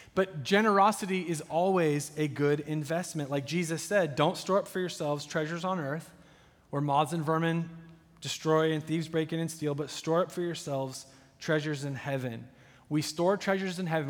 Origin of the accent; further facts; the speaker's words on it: United States; as an American coming from opulence